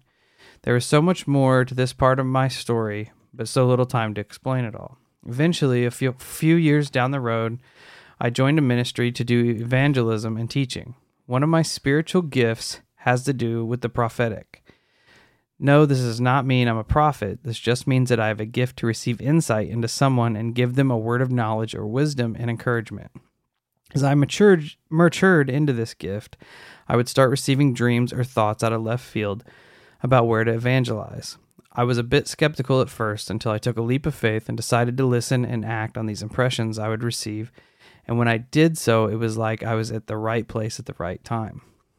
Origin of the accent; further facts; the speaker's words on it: northern Mexico, Mexico; also born or lived in Texas, United States / Idaho, United States; I'm a Mexican-American. I was born in Texas, but grew up in northern Mexico and Idaho.